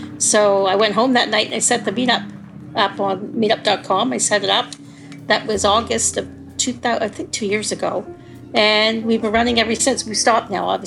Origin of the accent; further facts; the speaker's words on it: Mississauga, Ontario, Canada; now in Toronto, Canada; I was born and raised in Mississauga